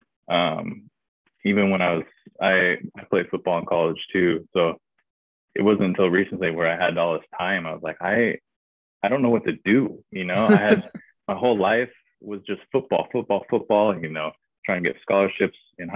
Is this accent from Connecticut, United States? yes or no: no; Redding, California, United States; moved away as an adult; also born or lived in Missouri; I grew up in Redding in Northern California